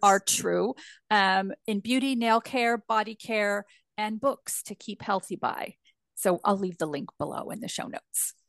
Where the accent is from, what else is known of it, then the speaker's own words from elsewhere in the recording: Northern California, United States; accent: northern California; as a Californian